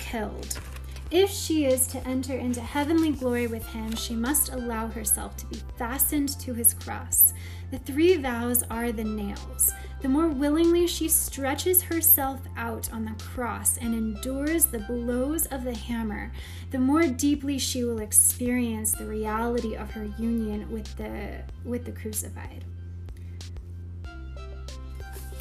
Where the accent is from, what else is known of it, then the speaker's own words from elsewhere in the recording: Oklahoma, United States; accent: Southern; I am from Oklahoma.